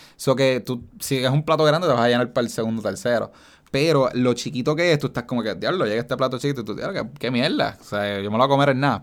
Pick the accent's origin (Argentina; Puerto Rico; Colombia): Puerto Rico; Caguas; como yo soy de Caguas